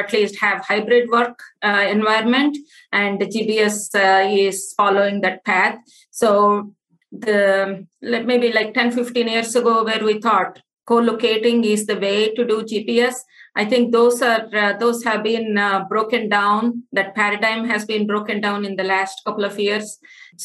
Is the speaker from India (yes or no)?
yes; India; moved away as an adult; now in United States; Born and brought up in India, I have a master's in physics and I also have an MBA in e-commerce. I came to the US about 25 plus years ago.